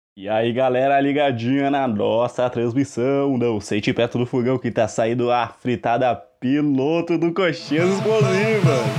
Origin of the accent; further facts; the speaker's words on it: Canguçu, Rio Grande do Sul, Brazil; eu sou do Rio Grande do Sul, mais especificamente do Cu, também conhecido como Canguçu, é pertinho de Pelotas